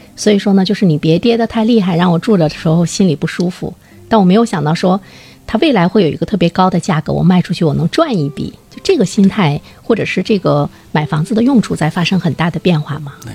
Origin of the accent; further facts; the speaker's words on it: China; 在我们中国人的概念中